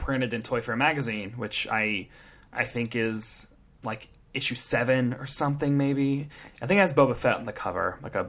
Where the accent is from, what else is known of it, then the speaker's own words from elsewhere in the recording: Tennessee, United States; And I'm from Tennessee, and we don't have BJ's there.